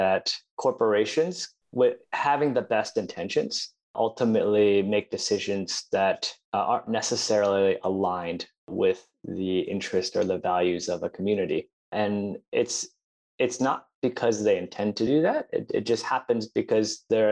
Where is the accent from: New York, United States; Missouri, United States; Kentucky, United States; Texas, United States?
New York, United States; Buffalo; I'm originally from Buffalo, New York